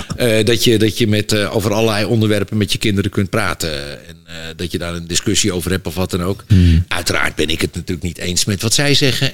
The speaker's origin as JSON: {"language": "Dutch", "town": "Amsterdam", "region": "North Holland", "country": "Netherlands", "tie": "born or raised there", "said": "Ik kom gewoon uit Amsterdam-West, uit een, een arbeidersbuurtje. En we hadden het helemaal niet breed"}